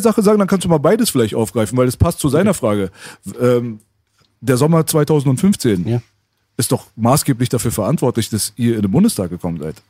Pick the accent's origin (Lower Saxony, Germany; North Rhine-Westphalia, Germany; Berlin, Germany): Berlin, Germany; moved away; also born or lived in Tehran / Metzingen; Ich bin hier in Kreuzberg aufgewachsen